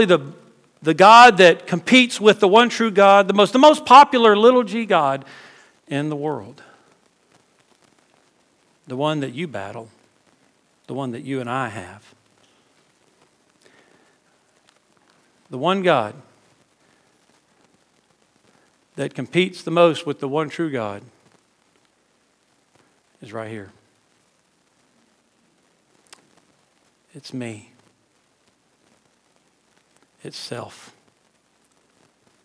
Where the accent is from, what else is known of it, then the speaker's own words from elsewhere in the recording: South Louisiana, United States; moved away as an adult; now in South Georgia, United States; We weren't raised in Cajun country, but we were raised in South Louisiana